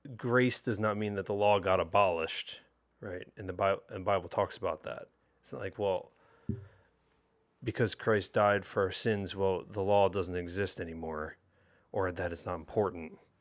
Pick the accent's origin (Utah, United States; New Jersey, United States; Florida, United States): New Jersey, United States; growing up in South Jersey